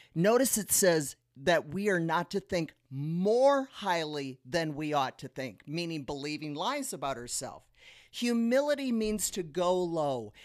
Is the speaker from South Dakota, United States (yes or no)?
yes; South Dakota, United States; now in Las Vegas, United States; We're from South Dakota, so we are quite used to snow